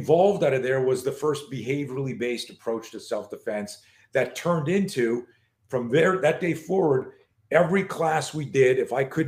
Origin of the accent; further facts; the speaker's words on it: Canada; moved away as an adult; now in United States; I grew up in Canada